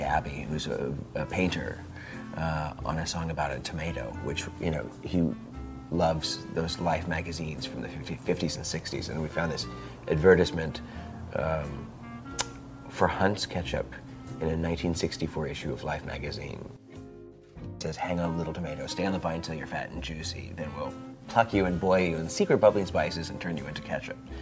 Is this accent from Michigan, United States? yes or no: no; Indiana, United States; now in Portland, United States; When I was a child, uh, growing up in Indiana